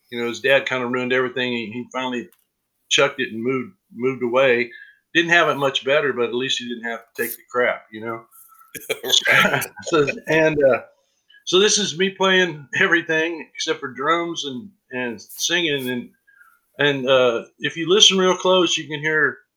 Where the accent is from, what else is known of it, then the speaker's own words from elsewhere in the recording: Eudora, Kansas, United States; You know, I'm from Lawrence, Kansas, and uh, right. um, well, Eudora, but close, right in, right by Lawrence.